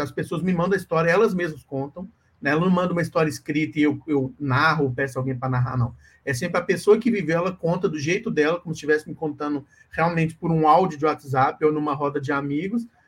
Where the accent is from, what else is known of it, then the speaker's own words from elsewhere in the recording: Minas Gerais, Brazil; eu como mineiro